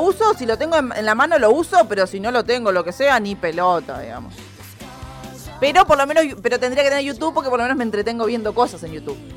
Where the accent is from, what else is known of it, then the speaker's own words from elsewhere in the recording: Argentina; somos re argentinos